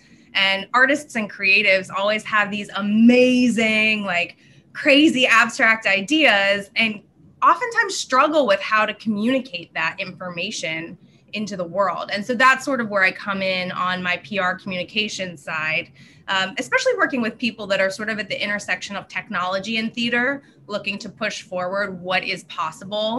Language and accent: English; Pittsburgh, Pennsylvania, United States; moved away as an adult; also born or lived in New York; I grew up in Pittsburgh